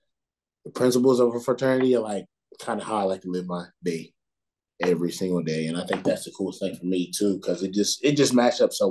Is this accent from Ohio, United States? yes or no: yes; Ohio, United States; moved away as an adult; also born or lived in North Carolina; I grew up in Ohio